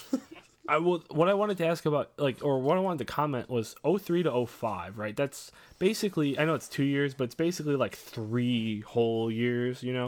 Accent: Crown Point, Indiana, United States

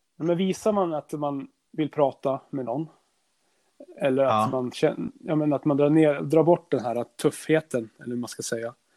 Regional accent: Norrland, Sweden; där vi är ifrån

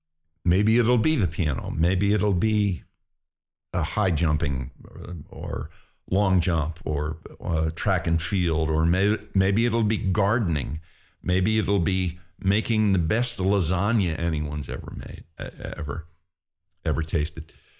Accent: Pennsylvania, United States; When I was a kid, I grew up in Pennsylvania in a railroading town, and football was the what you did.

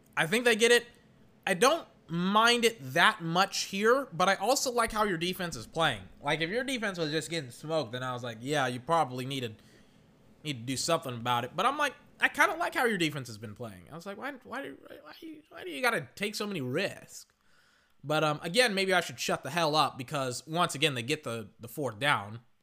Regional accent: United States; I'm an American.

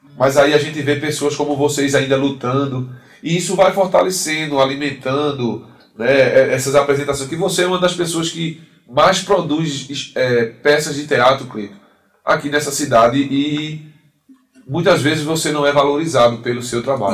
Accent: Vitória de Santo Antão, Pernambuco, Brazil; Eu sou de Vitória de Santo Antão, Pernambuco

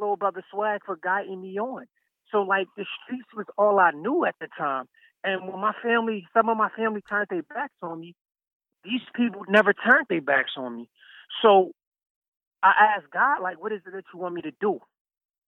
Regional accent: Philadelphia, Pennsylvania, United States; I'm from Philadelphia, so I slept in a Love Park, you know, several winters

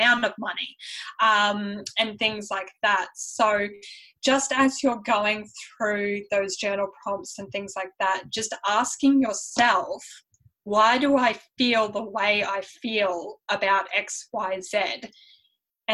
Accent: Brisbane, Queensland, Australia; accent: Australian mixed with European; born in Australia, just have a European parent

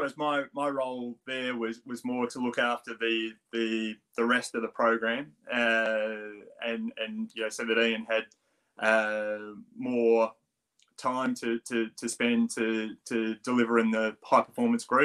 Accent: Australia; accent: Australian; moved away as an adult; now in United Kingdom; I still do have a pretty strong Australian accent

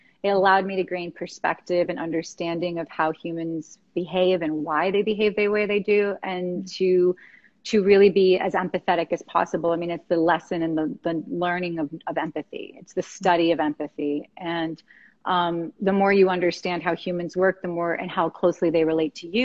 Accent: West Palm Beach, Florida, United States; we're both from West Palm Beach

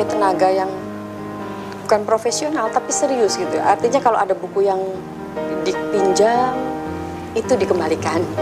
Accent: Balerante, Central Java, Indonesia; Desa saya Balerante, Balerante nanti punya perpustakaan yang kemudian orang dari mana pun bisa datang ke situ ketika membutuhkan.

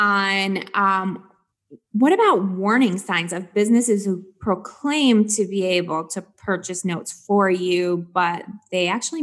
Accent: Flint, Michigan, United States; accent: twang; now in Sarasota, United States; But I'm from Michigan, so I have this little twang to my voice.

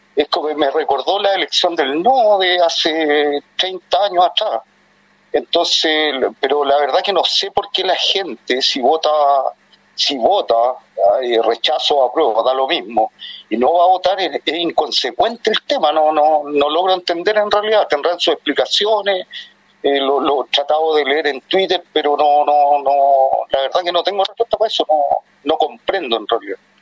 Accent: Santiago, Santiago Metropolitan, Chile; soy de Cerro Navia

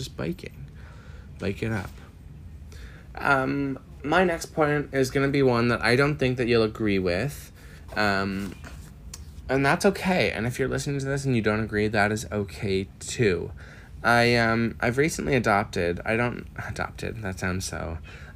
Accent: Miramichi, New Brunswick, Canada; moved away as an adult; now in Halifax, Canada; I come from Miramichi, New Brunswick, very small.

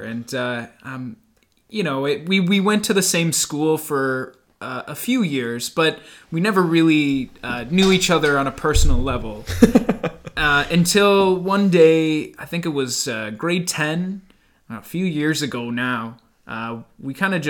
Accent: Canada; this is Hamilton and Waterloo, Ontario. We're Canadian, and we're proud of it

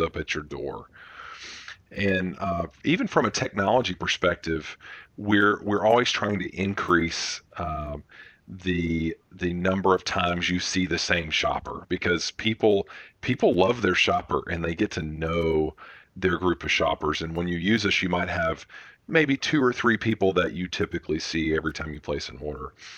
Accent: Birmingham, Alabama, United States; we're from Birmingham's where the company started

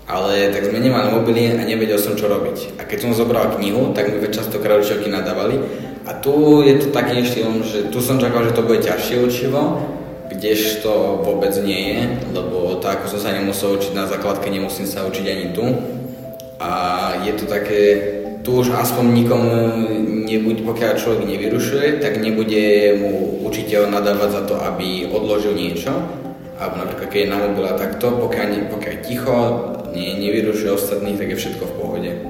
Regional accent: a village near Púchov, Trenčín Region, Slovakia; moved away; som z dediny, blízko Puchova

